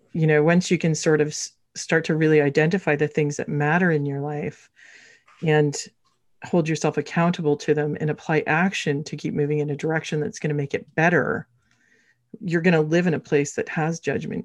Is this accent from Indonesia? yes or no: no; Canada; now in Toronto, Canada; We are Canadian